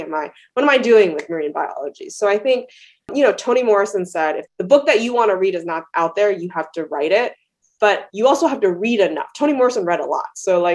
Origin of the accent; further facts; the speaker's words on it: Australia; also born or lived in China / Canada; now in United States; I was born in China. I went to elementary school in Australia, Canada. I came to the United States.